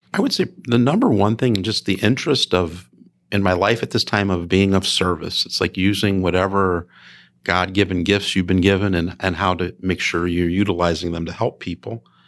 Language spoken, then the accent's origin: English; Chicago Heights, Illinois, United States; moved away; I grew up in a south suburb of Chicago, Chicago Heights